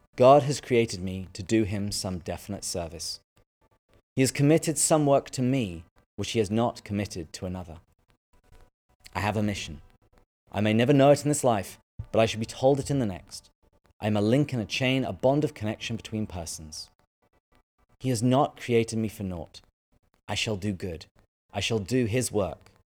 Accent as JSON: {"language": "English", "region": "England", "country": "United Kingdom", "tie": "born or raised there", "moved": "as an adult", "lives_now": "United States", "said": "I am originally from England, but I moved to the States about ten years ago now."}